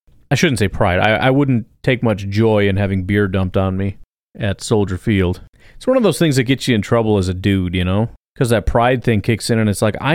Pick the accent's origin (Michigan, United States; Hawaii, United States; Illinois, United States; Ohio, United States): Illinois, United States; I grew up in Illinois